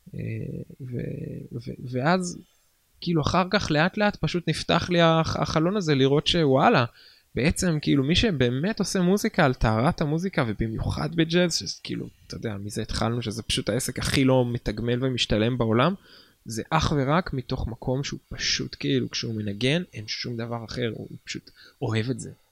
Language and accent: Hebrew; Nesher, Haifa District, Israel; גדלתי בנשר